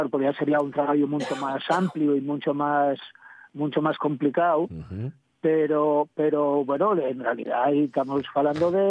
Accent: Asturias, Spain; yo soy ayerano

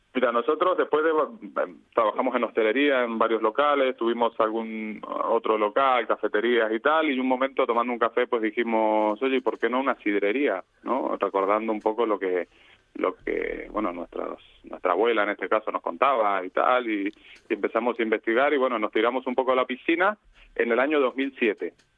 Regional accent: Argentina; moved away as an adult; now in Valencia, Spain; somos eh, emigrantes, nacimos en Argentina

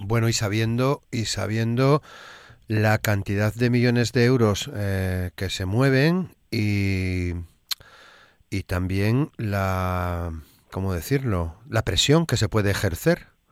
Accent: Asturias, Spain

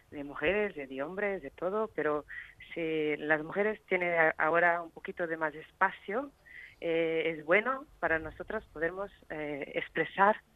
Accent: Portugal; Spanish is a second language; porque yo soy portuguesa y no hablo muy bien.

